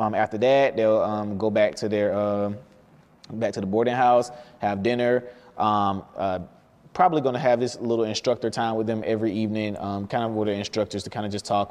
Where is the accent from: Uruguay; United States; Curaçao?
United States; Albany, Georgia; I'm from Albany, Georgia.